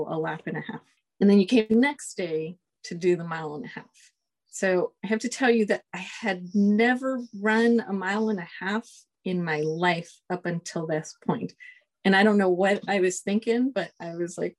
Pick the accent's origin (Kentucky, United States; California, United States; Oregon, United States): California, United States; Los Angeles; moved away as an adult; I'm from Los Angeles, California. I was born at LAC USC Medical Center